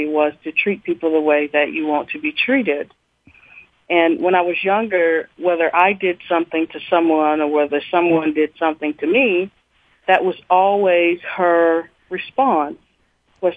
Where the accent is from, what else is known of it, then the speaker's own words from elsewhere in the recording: Nashville, Tennessee, United States; growing up in the Preston Taylor housing projects